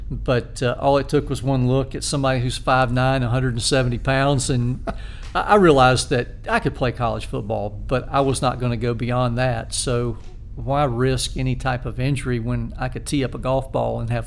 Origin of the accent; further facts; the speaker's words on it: Spartanburg, South Carolina, United States; I grew up in Spartanburg.